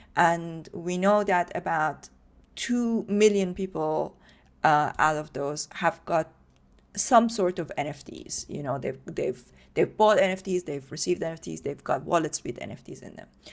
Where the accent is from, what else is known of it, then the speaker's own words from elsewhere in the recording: Iran; moved away; I grew up in Iran